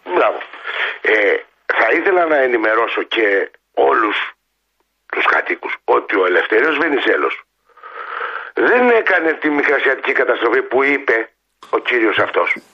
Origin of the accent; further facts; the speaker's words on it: Greece; εγώ προσβλήθηκα ως Έλληνας